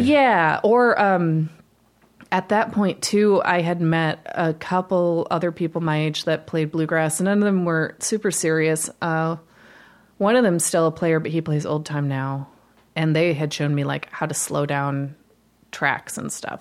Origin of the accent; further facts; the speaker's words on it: Holland, Michigan, United States; I grew up in Michigan, um, in Holland